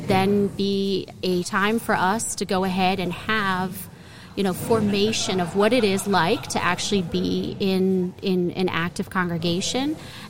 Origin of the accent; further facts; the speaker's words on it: Hazleton, Pennsylvania, United States; moved away as an adult; now in Bloomsburg, United States; I grew up in the Hazleton area, which is coal country, which is east of Bloomsburg.